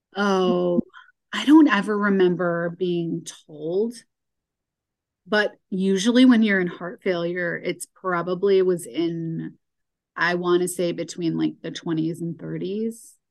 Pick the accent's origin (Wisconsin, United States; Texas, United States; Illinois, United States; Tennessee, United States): Illinois, United States; Chicago; I grew up in Chicago area